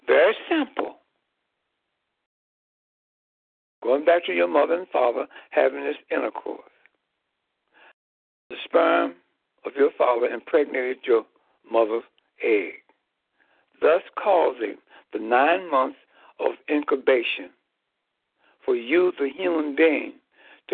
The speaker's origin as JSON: {"language": "English", "town": "Chicago", "region": "Illinois", "country": "United States", "tie": "born or raised there", "said": "in the geographical land area of Chicago, Illinois"}